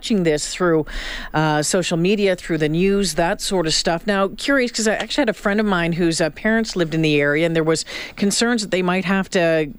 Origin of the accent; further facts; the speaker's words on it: Northern Ontario, Canada; moved away; growing up in Northern Ontario